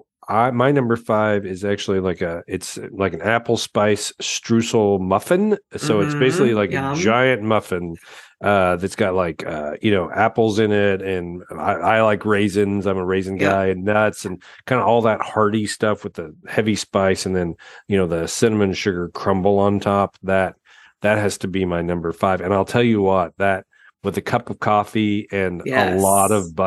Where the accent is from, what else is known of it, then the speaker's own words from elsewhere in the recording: Colorado, United States; I grew up in Colorado.